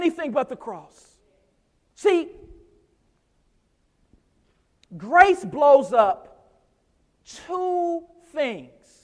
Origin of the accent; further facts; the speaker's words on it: United States; especially as American Christians